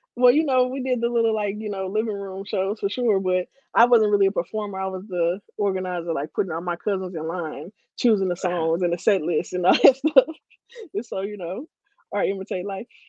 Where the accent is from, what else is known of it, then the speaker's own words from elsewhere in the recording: Ferguson, Missouri, United States; I'm from Ferguson, born and raised